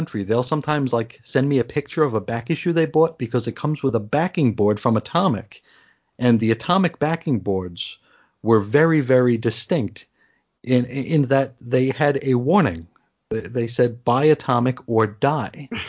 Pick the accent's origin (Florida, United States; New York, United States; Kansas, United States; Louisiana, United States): New York, United States; now in Arizona, United States; I grew up in New York